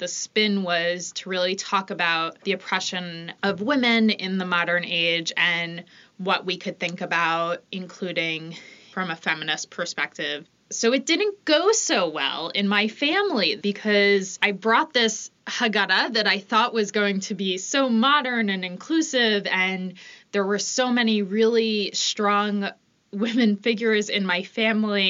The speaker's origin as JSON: {"language": "English", "region": "New York", "country": "United States", "also_born_or_lived": "Boston", "moved": "yes", "lives_now": "Philadelphia, United States", "said": "I'm originally from New York and currently living in Philadelphia"}